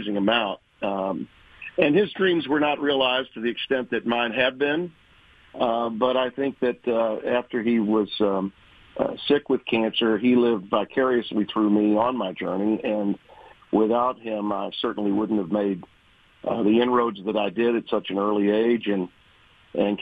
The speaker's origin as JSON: {"language": "English", "town": "Shreveport", "region": "Louisiana", "country": "United States", "tie": "born or raised there", "said": "Shreveport, Louisiana, my hometown"}